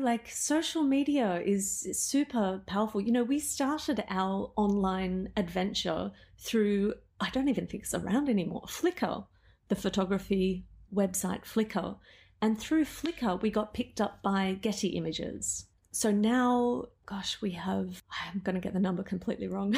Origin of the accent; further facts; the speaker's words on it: Melbourne, Victoria, Australia; moved away as an adult; also born or lived in Amsterdam; now in Tokyo, Japan; I'm originally from Melbourne.